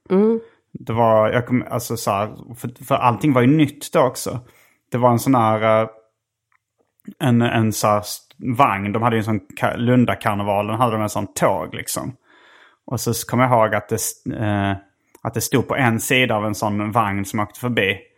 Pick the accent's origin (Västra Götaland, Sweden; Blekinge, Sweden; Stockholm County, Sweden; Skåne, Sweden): Skåne, Sweden; Lund; jag har vuxit upp i Lund